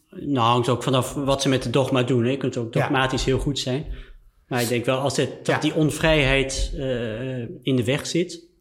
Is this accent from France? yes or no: yes; France; moved away; ik ben in Frankrijk opgegroeid